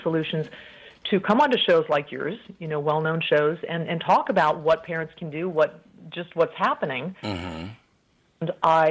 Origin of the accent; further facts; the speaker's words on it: Colorado, United States; moved away as an adult; I'm a native of Colorado, but I moved overseas quite early. Actually, I had not yet finished college